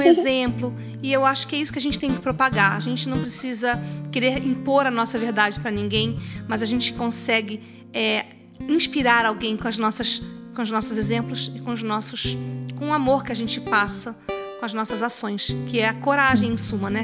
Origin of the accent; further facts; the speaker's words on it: Goiânia, Goiás, Brazil; Eu sou de Goiânia